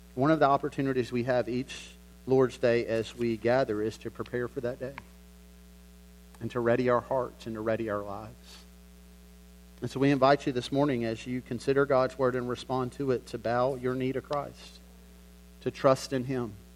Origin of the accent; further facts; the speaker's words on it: the South, United States; I grew up in the South